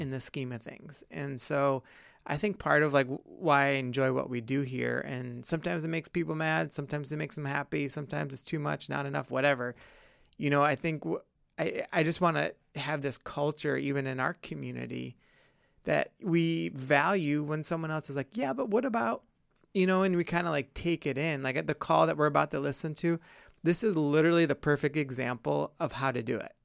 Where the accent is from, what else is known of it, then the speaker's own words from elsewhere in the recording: upstate New York, United States; growing up in upstate New York